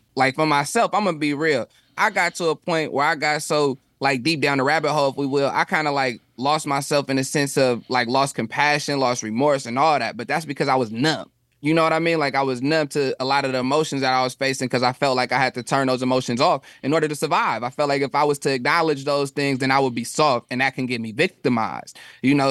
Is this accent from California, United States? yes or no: yes; Stockton, California, United States; also born or lived in Oakland; where I'm from, um, e, either in Oakland or even when I was growing up in Stockton